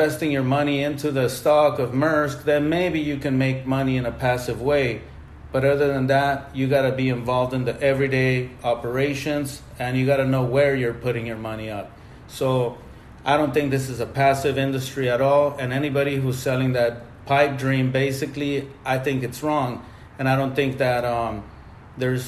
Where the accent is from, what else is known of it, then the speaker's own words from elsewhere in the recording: Mexico; moved away; I grew up in Mexico